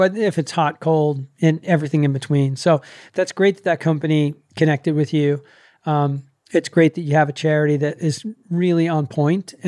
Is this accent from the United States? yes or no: yes; New York, United States; I'm a New Yorker